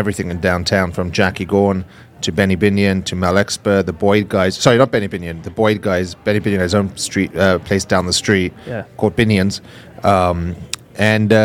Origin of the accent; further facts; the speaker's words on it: England, United Kingdom; now in Las Vegas, United States; Being English